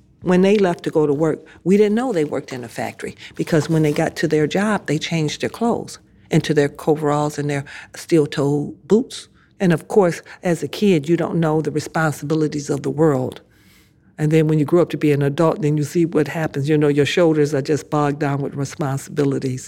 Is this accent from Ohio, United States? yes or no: no; Detroit, Michigan, United States; Growing up in Southwest Detroit, to me, was a haven of safety and love and friendship.